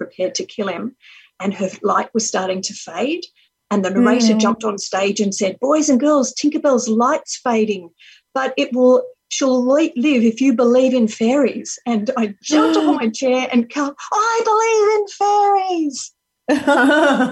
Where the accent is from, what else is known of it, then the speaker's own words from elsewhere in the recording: Sydney, New South Wales, Australia; I grew up in Sydney by a beach